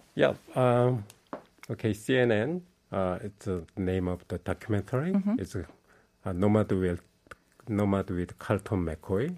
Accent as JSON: {"language": "English", "region": "Seoul", "country": "South Korea", "tie": "born or raised there", "moved": "as an adult", "lives_now": "Pohang, South Korea", "said": "I was born and raised in Seoul, mm-hmm. but I moved to Pohang 13 years ago"}